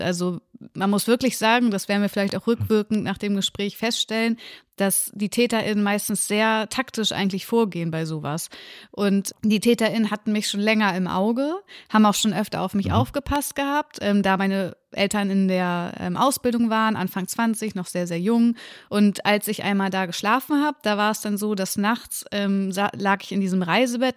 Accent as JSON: {"language": "German", "town": "Lübeck", "region": "Schleswig-Holstein", "country": "Germany", "tie": "born or raised there", "also_born_or_lived": "Reinfeld", "said": "ich bin in Lübeck groß geworden, da bin ich auch geboren und habe die ersten zwei Jahre meines Lebens gelebt."}